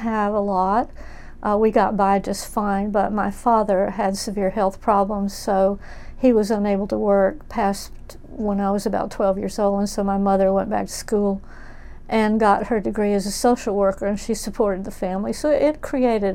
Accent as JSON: {"language": "English", "town": "Memphis", "region": "Tennessee", "country": "United States", "tie": "born or raised there", "also_born_or_lived": "Texas", "moved": "as an adult", "lives_now": "Ananda Village, California, United States", "said": "I was born in Memphis, Tennessee, and lived there till I was 18, and then I lived in Texas for another 16 or so years before I moved to California."}